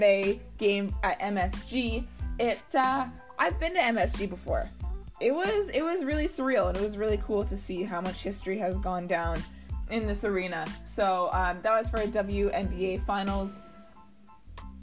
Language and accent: English; Toronto, Ontario, Canada; my hometown of Toronto